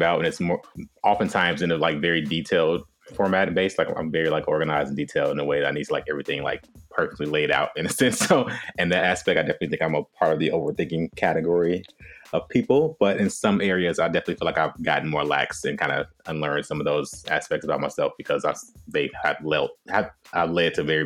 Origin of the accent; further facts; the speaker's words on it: Chicago, Illinois, United States; moved away as an adult; also born or lived in New York / Atlanta / Los Angeles; now in Washington, D.C., United States; born and raised in Chicago, but I've lived in almost every major city within the U.S.